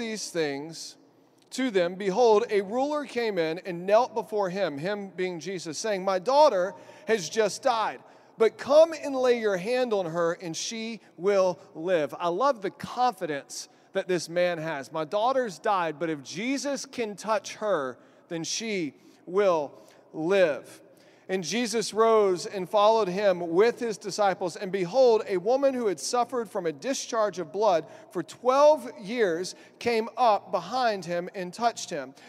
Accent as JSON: {"language": "English", "region": "Texas", "country": "United States", "moved": "yes", "lives_now": "Albany, United States", "said": "I'm from Texas"}